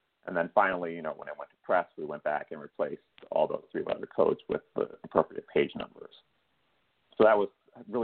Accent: Chicago, Illinois, United States; my hometown of Chicago

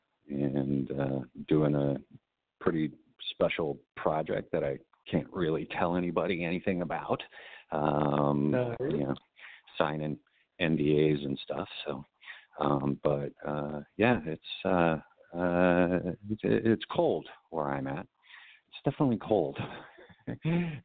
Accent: Illinois, United States; I'm born and raised in Illinois

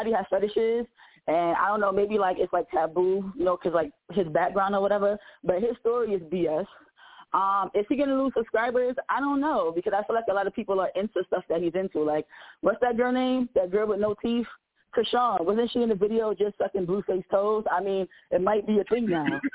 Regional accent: New York City, New York, United States; I'm from New York City

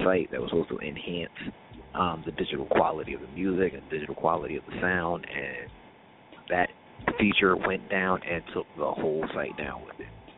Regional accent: New York City, New York, United States; moved away as an adult; now in Boston, United States; I'm from New York City

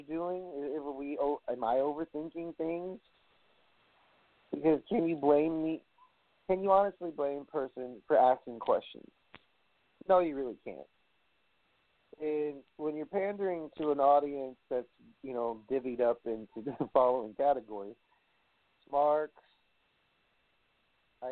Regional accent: New York City, New York, United States; in Brooklyn, my hometown

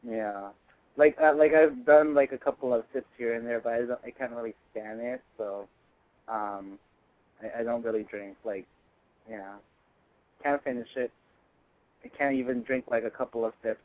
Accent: Northern California, United States; I'm from NorCal

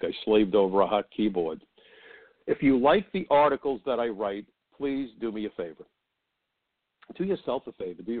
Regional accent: New York City, New York, United States; my hometown, New York City

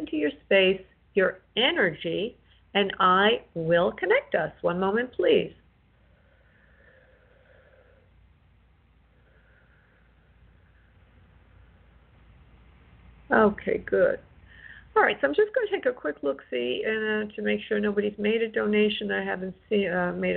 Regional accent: New York, United States; moved away; I'm from New York.

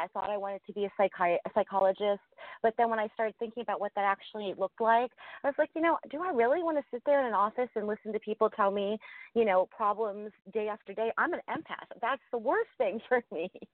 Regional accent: Ohio, United States; I grew up in a, um, a very, you know, a small town in Ohio

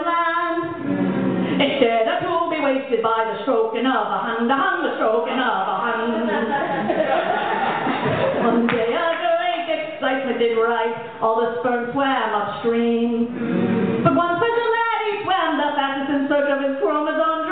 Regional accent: New York City, New York, United States; born or raised there; also born or lived in Mayagüez, Puerto Rico

